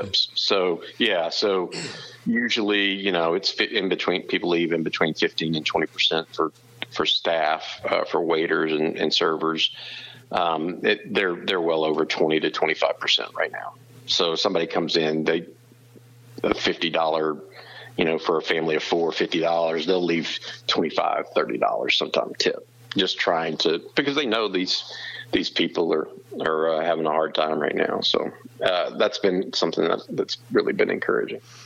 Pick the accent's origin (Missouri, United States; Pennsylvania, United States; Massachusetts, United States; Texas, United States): Texas, United States; Houston; growing up in Houston, um, which is where I grew up